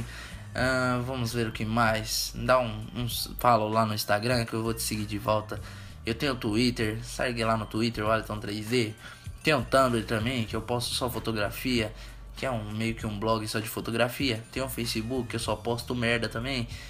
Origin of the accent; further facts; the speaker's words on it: Suzano, São Paulo, Brazil; Eu sou de Suzano, Suzano São Paulo.